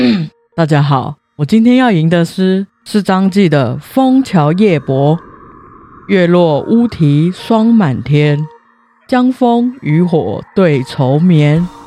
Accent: Taiwan; moved away as an adult; now in Germany; 我之前在国外念书的时候啊，大概都是台湾的暑假，大概八九月回来台湾放假嘛

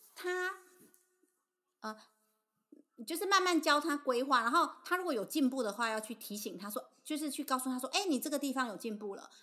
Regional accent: Tainan, Taiwan; 我们台南这边公车系统不对。方便，要开车接送

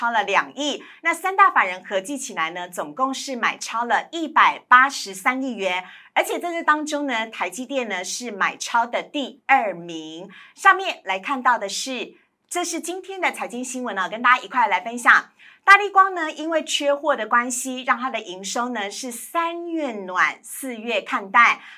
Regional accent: Tainan, Taiwan; 我台南人啦，

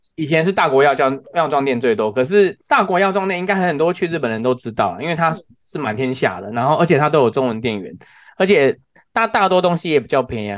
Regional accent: Taiwan; 因为我们台湾人比较不习惯在雪地开车

